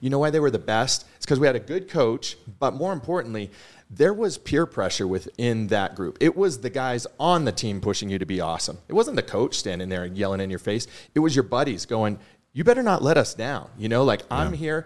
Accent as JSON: {"language": "English", "town": "Boston", "region": "Massachusetts", "country": "United States", "tie": "born or raised there", "moved": "yes", "said": "growing up in Boston"}